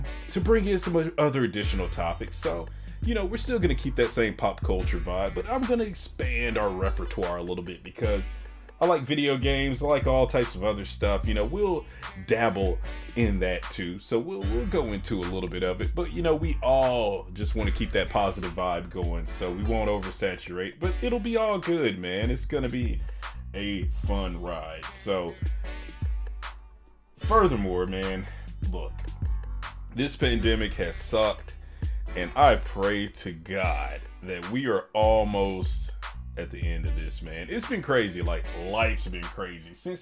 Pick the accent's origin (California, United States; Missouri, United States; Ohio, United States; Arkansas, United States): Arkansas, United States; moved away; I'm from Arkansas originally